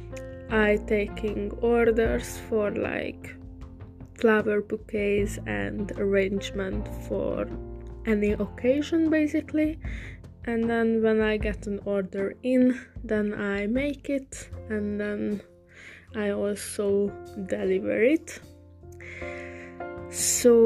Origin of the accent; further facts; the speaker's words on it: Hungary; English is a second language; now in England; originally I'm from Hungary. So also sorry for my English accent, it's not the best, but I'm learning